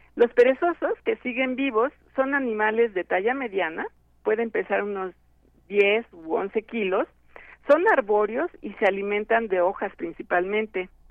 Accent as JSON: {"language": "Spanish", "country": "Mexico", "said": "como mexicanos"}